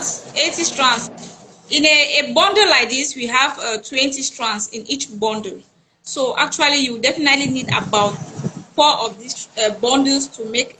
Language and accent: English; Bafut, Northwest Region, Cameroon; now in Douala, Cameroon; from Northwest region, precisely from Bafut.